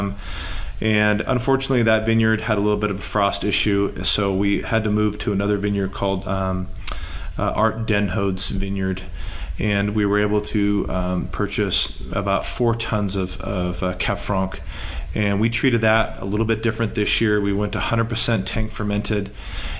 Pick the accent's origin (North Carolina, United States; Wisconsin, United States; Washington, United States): Washington, United States; Walla Walla; I was born and raised in Walla Walla